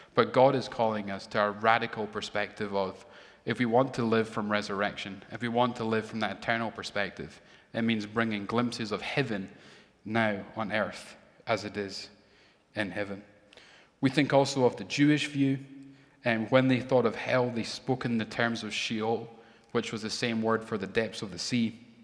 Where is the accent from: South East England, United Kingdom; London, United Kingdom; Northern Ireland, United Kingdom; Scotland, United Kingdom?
Scotland, United Kingdom; Edinburgh; born or raised there; moved away